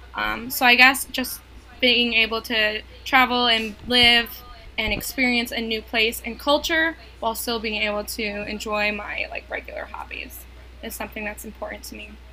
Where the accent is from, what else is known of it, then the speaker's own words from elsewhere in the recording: New York, United States; now in North Carolina, United States; I'm originally from New York